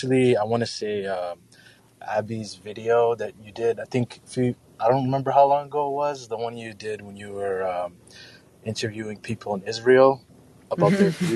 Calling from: Mogadishu, Banaadir, Somalia; I'm calling actually live from Mogadishu, Somalia.

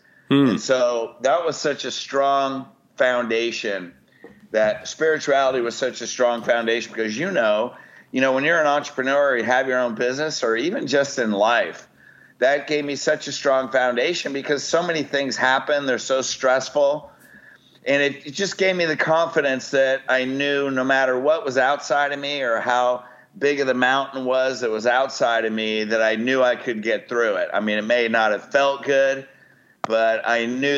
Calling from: Newport Beach, California, United States; Newport Beach, California.

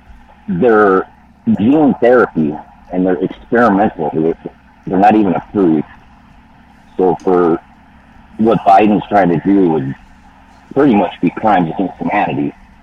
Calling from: California, United States; Calling from the Mojave Desert right now.

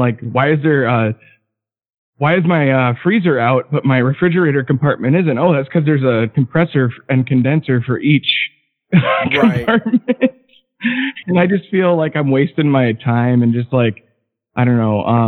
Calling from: Madison, Wisconsin, United States; I'm from Madison, longtime listener, kind of a lurker.

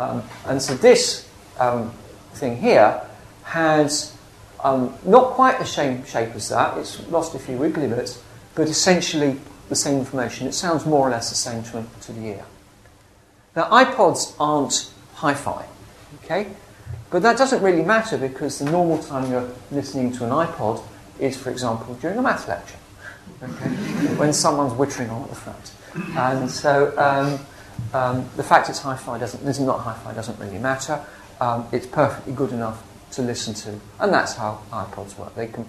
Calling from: England, United Kingdom; I can ring someone up in America and they won't know that I'm ringing them from England.

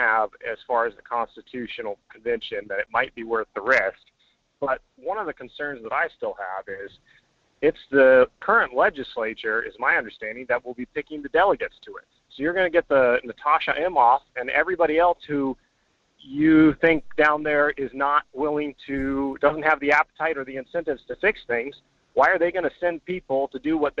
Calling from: Fairbanks, Alaska, United States; This is … from Fairbanks.

